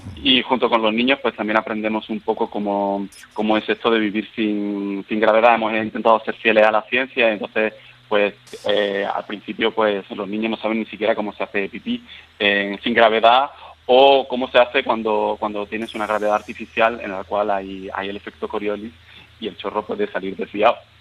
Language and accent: Spanish; Seville, Andalusia, Spain; moved away as an adult; also born or lived in Paris, France; now in Vienna, Austria; yo soy de Sevilla, pero cuando eh, tenía 20 años me fui para, estudiar a París